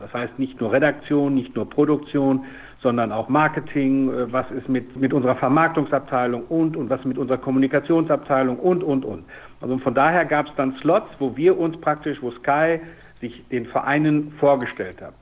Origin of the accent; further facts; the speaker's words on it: Dortmund, North Rhine-Westphalia, Germany; ich komme aus Dortmund, da gab es den TuS Wellinghofen, da gab es den USC Tier.